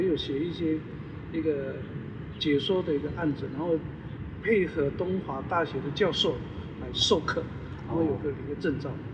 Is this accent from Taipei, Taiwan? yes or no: no; Fengbin, Hualien County, Taiwan; 我们当地原住民种一些稻米